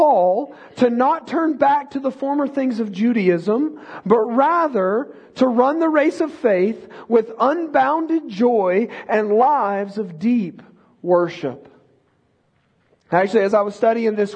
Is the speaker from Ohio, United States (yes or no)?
no; Texas, United States; born or raised there